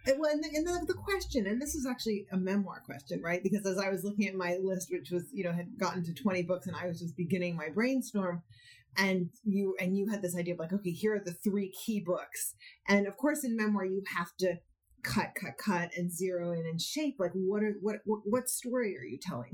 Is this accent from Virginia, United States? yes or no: no; Berkeley, California, United States; I grew up in Berkeley in the '70s, going back and forth between my parents' house